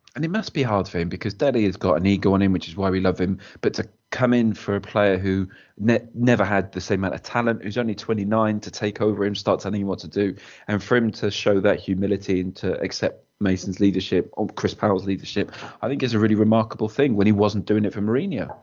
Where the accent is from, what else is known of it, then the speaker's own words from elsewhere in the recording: Wales, United Kingdom; as a Welshman